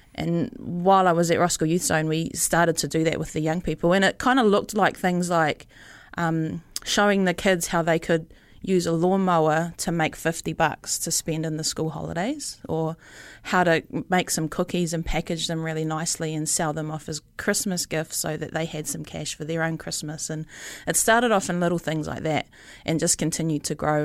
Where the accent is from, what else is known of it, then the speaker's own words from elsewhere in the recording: Rotorua, Bay of Plenty, New Zealand; also born or lived in Palmerston North; now in Auckland, New Zealand; I grew up in Rotorua, moved to Palmerston North, studied photography down there